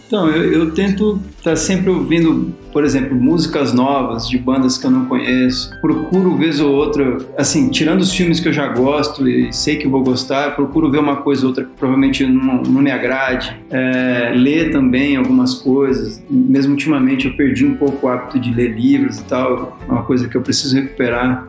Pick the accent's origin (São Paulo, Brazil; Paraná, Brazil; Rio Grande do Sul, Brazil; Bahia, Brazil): São Paulo, Brazil; São Bernardo do Campo; also born or lived in Rio de Janeiro; eu sou do ABC paulista, né, de São Bernardo do Campo